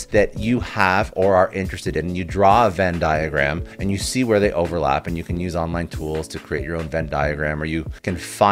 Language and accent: English; Canada; I'm Canadian, so I say niche